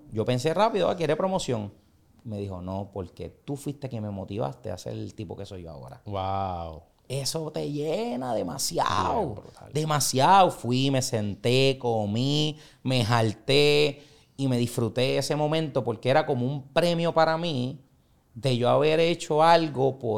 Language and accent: Spanish; San Juan, Puerto Rico; Yo soy de Puerto Nuevo, soy del barrio